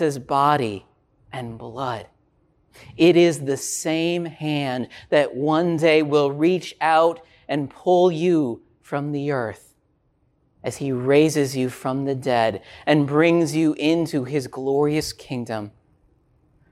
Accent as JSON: {"language": "English", "region": "Minnesota", "country": "United States", "tie": "born or raised there", "said": "I grew up in Minnesota"}